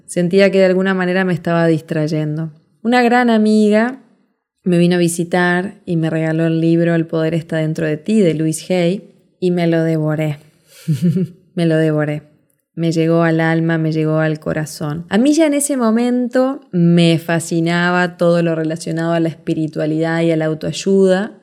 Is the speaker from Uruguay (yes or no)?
yes; Montevideo, Uruguay; moved away as an adult; now in Punta del Este, Uruguay; me llevó de Montevideo, Uruguay, donde nací, a Punta del Este, donde vivo hasta el día de hoy